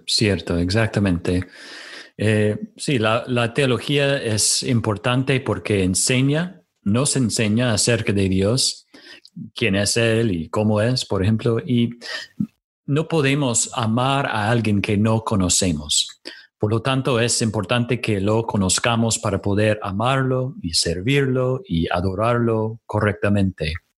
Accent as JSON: {"language": "Spanish", "country": "United States", "second_language": "Spanish", "moved": "as an adult", "lives_now": "Córdoba, Argentina", "said": "Soy de los Estados Unidos donde serví por varios años como pastor"}